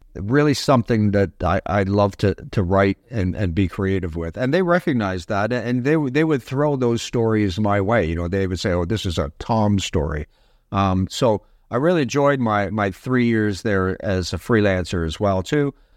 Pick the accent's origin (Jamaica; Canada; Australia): Canada; Toronto, Ontario; now in Pickering, Canada; I was born on the Danforth. Um, I took my first steps in Withrow Park, so, uh, I'm a, I'm a Toronto guy. Uh, I was raised in Scarborough